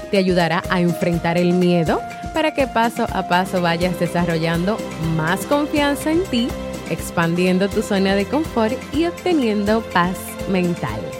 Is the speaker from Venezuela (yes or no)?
yes; Venezuela; now in United States; soy de Venezuela, vivo en Estados Unidos.